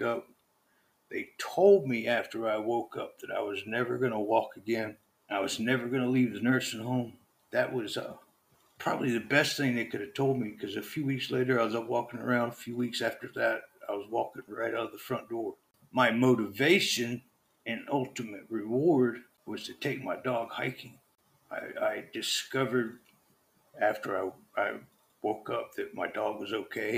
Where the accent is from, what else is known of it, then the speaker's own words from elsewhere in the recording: Southern Virginia, United States; moved away as an adult; also born or lived in Oregon; Born and raised in Southern Virginia. So I'm an East Coast boy.